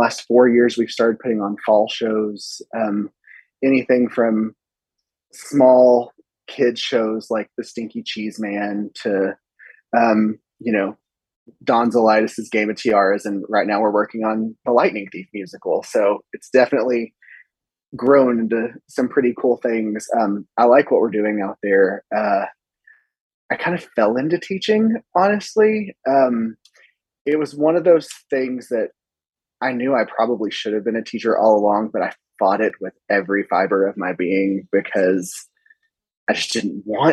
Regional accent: Sundown, Texas, United States; also born or lived in Abilene, Texas; I grew up in Sundown where I teach

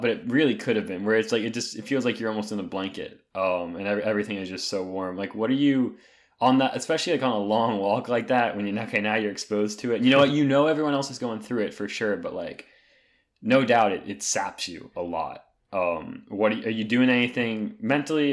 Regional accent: North Carolina, United States; growing up in North Carolina

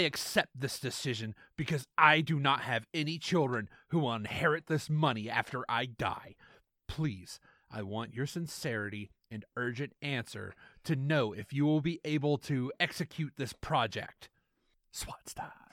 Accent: the South, United States; accent: Southern; my shitty Southern accent

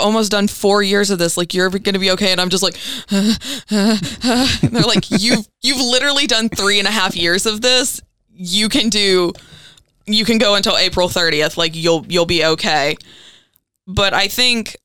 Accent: Greenville, Kentucky, United States; also born or lived in Bremen, Kentucky; I grew up in Greenville, Kentucky, which is also in Muhlenberg County.

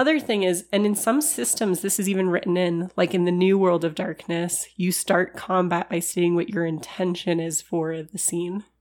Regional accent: California, United States; accent: California; my California accent

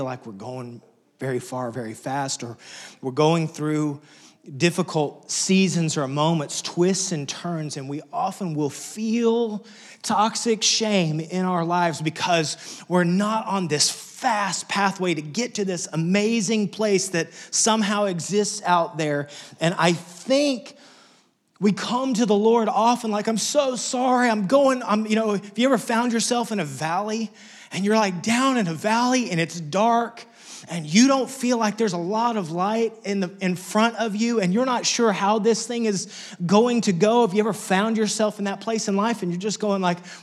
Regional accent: Lubbock, Texas, United States; moved away; I grew up in Wessex. In fact, just a few weeks ago, got a chance to go back to my hometown, Lubbock, Texas

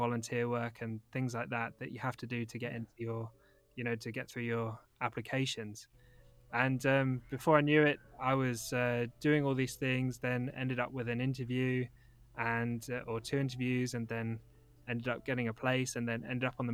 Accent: London, United Kingdom; now in Manchester, United Kingdom; I still live in Manchester. But I grew up in London

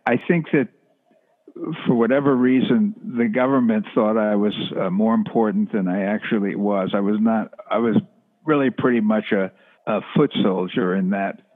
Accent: Rockland County, outside New York City, United States; also born or lived in New Jersey; I grew up outside New York City in a place called Rockland County

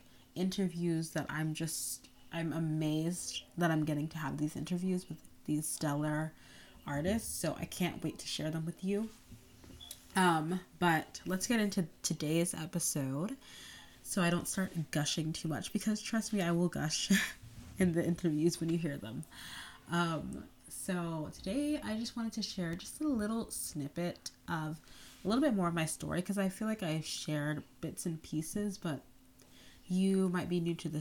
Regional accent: North Carolina, United States; I grew up in North Carolina, but I'm the daughter of Nigerian immigrants

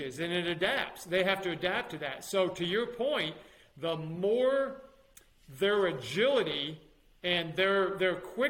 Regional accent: New York, United States; moved away as an adult; also born or lived in Alabama / Florida; my home state of New York

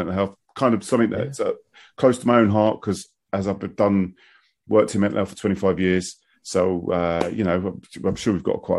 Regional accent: London, United Kingdom; moved away; I mean, I'm originally from West London.

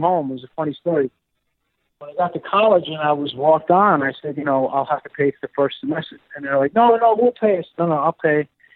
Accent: New York City, New York, United States; also born or lived in Bronx, New York; I grew up in Queens, Whitestone, Queens, in New York City. A little outside of New York, in the Bronx as well.

